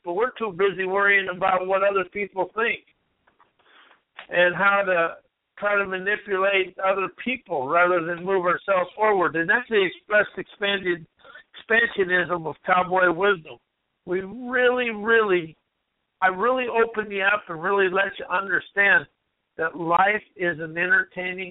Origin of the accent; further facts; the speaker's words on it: United States; I'm an American